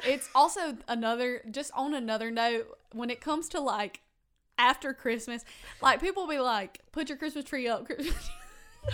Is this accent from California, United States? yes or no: no; Fairhope, Alabama, United States; I grew up in Fairhope.